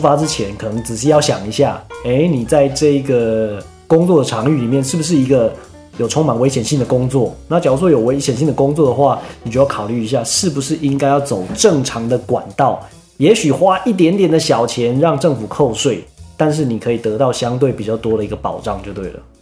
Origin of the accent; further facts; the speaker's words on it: Taiwan; 我们台湾人